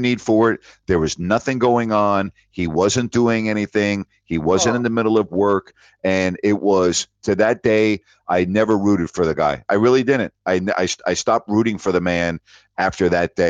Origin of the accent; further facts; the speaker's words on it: Long Island, New York, United States; moved away as an adult; also born or lived in Bowling Green; I'm from Long Island, lifelong Yankee fan.